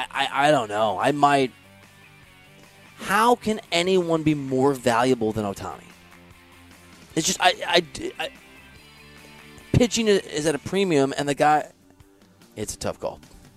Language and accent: English; Dubuque, Iowa, United States; I'm from Dubuque, Iowa, which is at the border of Wisconsin, Illinois, and Iowa.